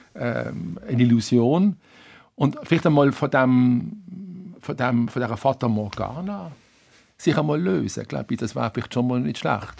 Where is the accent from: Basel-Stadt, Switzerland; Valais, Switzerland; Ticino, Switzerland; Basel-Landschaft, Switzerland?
Basel-Stadt, Switzerland; Basel; moved away; also born or lived in Berlin; als Basler